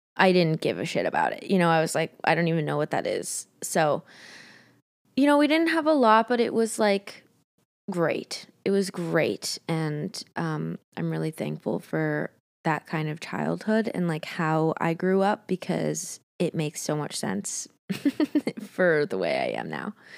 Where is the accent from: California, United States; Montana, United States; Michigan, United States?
Montana, United States; now in Los Angeles, United States; I was born in Montana. Great place. Great place to grow up.